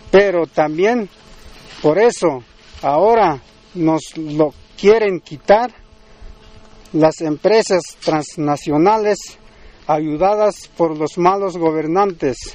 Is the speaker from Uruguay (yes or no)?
no; Mexico; procederemos a rendir honores a nuestra bandera como mexicanos que somos y luego realizaremos una ceremonia tradicional como indígena de estas tierras.